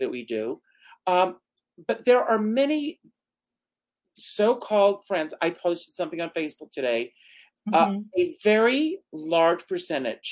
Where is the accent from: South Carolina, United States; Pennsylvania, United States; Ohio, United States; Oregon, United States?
South Carolina, United States; moved away as an adult; I grew up in South Carolina. I grew up on a tobacco farm